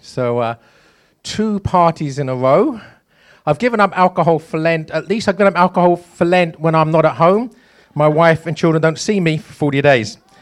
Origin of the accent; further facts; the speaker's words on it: East Anglia, East of England, United Kingdom; moved away as an adult; also born or lived in London; East Anglia is my shire. That's where I spent my childhood, and then I moved to London.